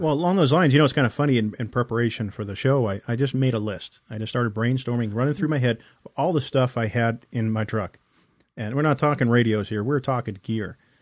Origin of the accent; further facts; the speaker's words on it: East Coast, United States; moved away; also born or lived in California; growing up on the East Coast